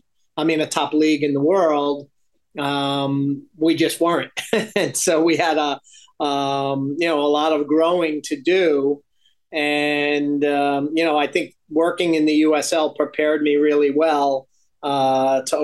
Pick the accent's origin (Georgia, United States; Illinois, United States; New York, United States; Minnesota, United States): New York, United States; Long Island; moved away as an adult; also born or lived in Philadelphia / Houston / Los Angeles; now in Toronto, Canada; I was from Long Island